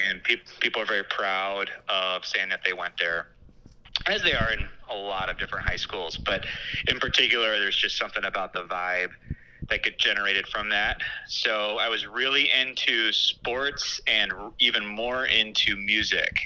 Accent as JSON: {"language": "English", "town": "Batavia", "region": "Illinois", "country": "United States", "tie": "born or raised there", "also_born_or_lived": "St. Charles, Illinois", "said": "I grew up in St. Charles and Batavia in the western suburbs"}